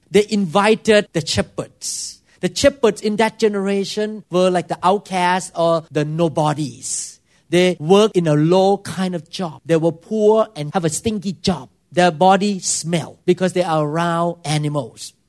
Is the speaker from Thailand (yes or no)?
yes; Thailand; English is a second language; moved away as an adult; now in United States; I could not speak English very well, and I did so many, many weird thing according to American culture, because I grew up in Thailand